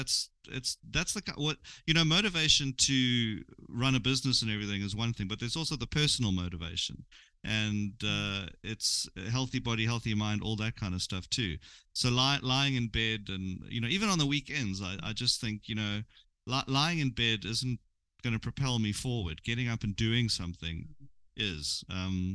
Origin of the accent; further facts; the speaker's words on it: Durban, KwaZulu-Natal, South Africa; I'm from Durban